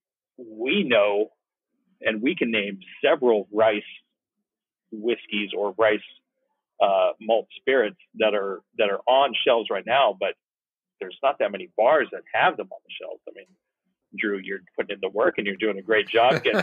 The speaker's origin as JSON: {"language": "English", "town": "Woodland", "region": "California", "country": "United States", "tie": "born or raised there", "said": "I'm a Sacramento Valley kid. I grew up in Woodland"}